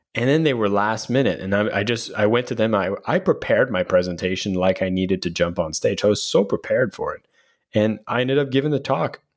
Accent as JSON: {"language": "English", "country": "Canada", "said": "we're Canadian"}